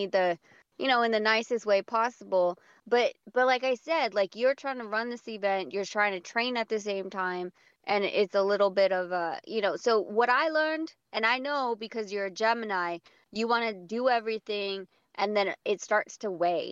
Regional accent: Las Vegas, Nevada, United States; we're from Vegas

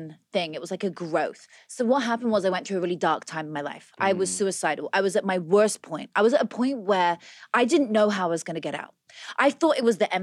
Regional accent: Oxfordshire, South East England, United Kingdom; moved away as an adult; also born or lived in London; now in United States; In Oxfordshire. I was a country girl, born on a farm, raised there.

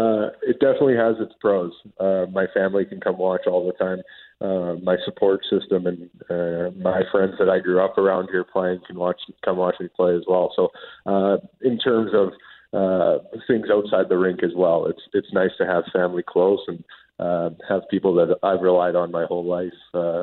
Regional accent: Winnipeg, Manitoba, Canada; I grew up in Tuxedo. I played in APHA my whole life. I grew up playing for the Rangers, the Monarchs, and the Wild, and I actually played junior A here in the city as well. I played for the Winnipeg Blues, so my roots run deep here

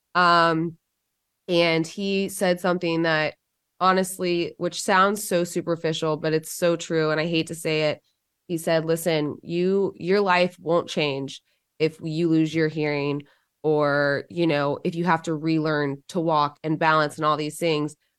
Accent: Georgia, United States

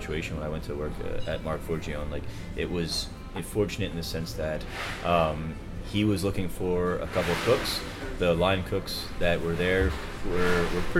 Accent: New Jersey, United States; moved away as an adult; also born or lived in Orlando / New York City; now in New York, United States; I grew up in Jersey. I'm in West Jersey, though, so I was maybe an hour or so away.

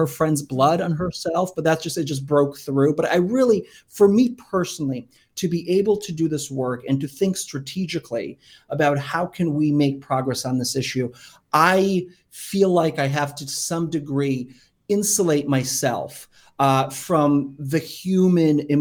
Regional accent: Kyiv, Ukraine; now in United States; was born in Kyiv, and so I'm Ukrainian. And we, you know, came to America almost 30 years ago now

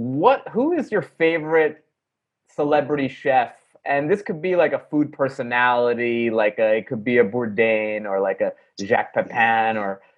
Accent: Great Neck, New York, United States; I grew up in Greenneck, which is the town over.

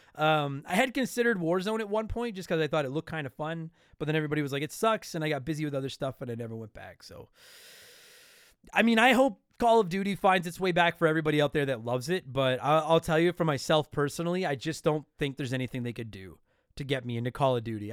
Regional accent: Canada; I'm Canadian

